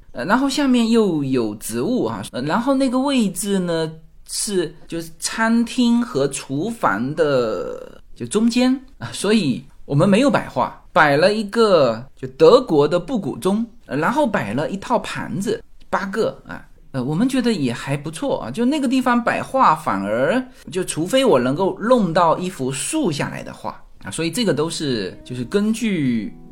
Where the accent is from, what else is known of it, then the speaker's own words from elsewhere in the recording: China; 我们中国人